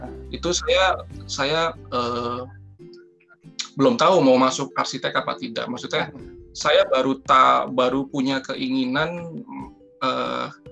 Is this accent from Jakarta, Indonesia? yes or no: yes; Jakarta, Indonesia; saya tumbuh di di Jakarta